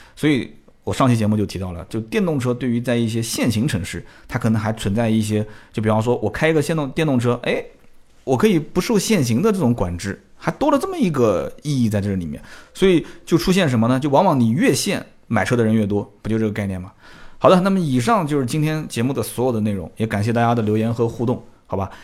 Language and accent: Chinese; Nanjing, Jiangsu, China; 我们南京人讲呢了不分